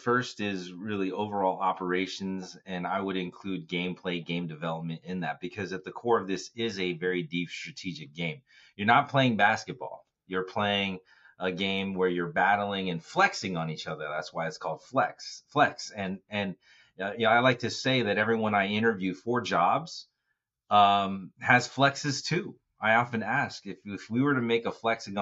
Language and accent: English; Bay Area, California, United States; I'm from the Bay Area